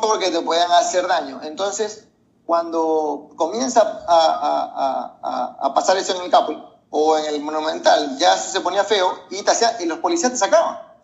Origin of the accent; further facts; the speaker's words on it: Venezuela; soy venezolano